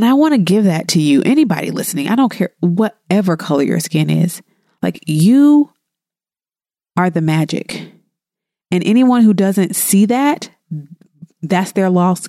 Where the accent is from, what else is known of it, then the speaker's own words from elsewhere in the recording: the South, United States; I'm from the South